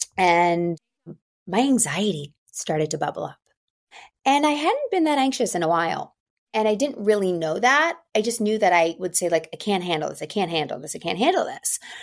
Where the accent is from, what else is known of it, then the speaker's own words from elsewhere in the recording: outside of Philadelphia, Pennsylvania, United States; also born or lived in New York; now in Los Angeles, United States; I grew up outside of Philadelphia. I'm currently living in Los Angeles by way of New York